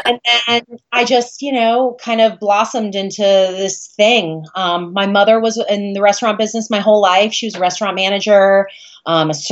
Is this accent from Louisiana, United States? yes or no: no; Port Charlotte, Florida, United States; also born or lived in Fort Lauderdale, Florida / Arcadia, Florida / St. Petersburg, Florida; I am born and raised in Florida, fifth generation Floridian. And I was born in Fort Lauderdale, grew up in about an hour and a half south of here in Arcadia and Port Charlotte